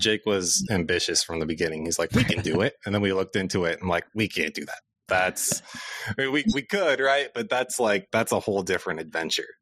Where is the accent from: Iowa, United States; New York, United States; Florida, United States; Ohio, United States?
Iowa, United States; Cedar Falls; we're both from Cedar Falls